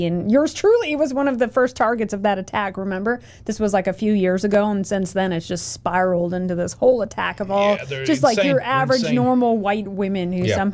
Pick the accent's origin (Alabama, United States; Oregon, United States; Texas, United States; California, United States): Oregon, United States; Portland; now in Sweden; I'm from Oregon. I grew up there. I was born in Portland.